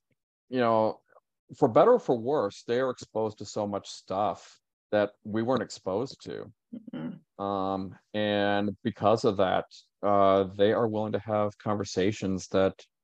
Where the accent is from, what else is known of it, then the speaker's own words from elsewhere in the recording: Richmond, Indiana, United States; moved away as an adult; now in Chicago, United States; my hometown's Richmond, Indiana